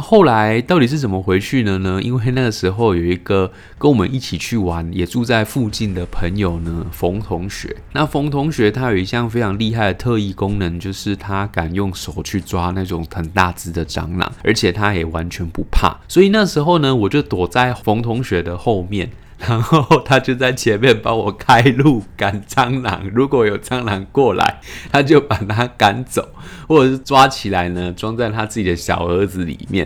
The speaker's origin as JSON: {"language": "Chinese", "region": "Tainan", "country": "Taiwan", "tie": "born or raised there", "said": "我以前是念永福国小的。那永福国小就是在瓜牛巷正对面的那一间学校。以前我们等爸妈的地方呢，是学校旁边的彰化银行"}